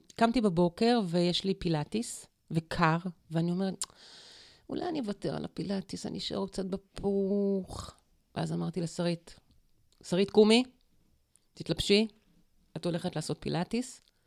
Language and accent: Hebrew; Dimona, Kibbutz Ketura/Elot, Mishmar HaNegev, Southern District, Israel; also born or lived in Eilot, Israel; נולדתי בדימונה, אחר כך עברנו לאלות. באלות ספגתי את, ה... את הרוח